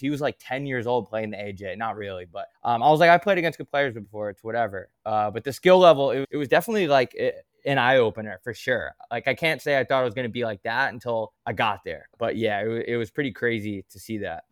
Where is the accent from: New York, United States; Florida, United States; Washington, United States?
New York, United States; Long Island; moved away; also born or lived in Arizona; I grew up playing on Long Island, strictly roller hockey, pretty much my whole life